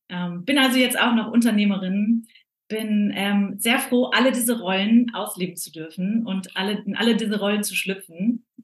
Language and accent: German; North Rhine-Westphalia, Germany; Und ich bin groß geworden im Ruhrgebiet, bin da aufgewachsen